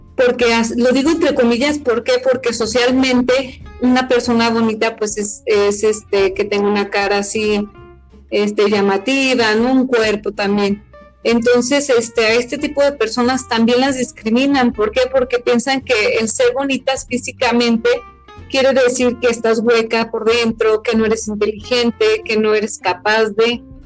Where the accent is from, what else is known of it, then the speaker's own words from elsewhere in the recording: Mexico; los mexicanos somos indios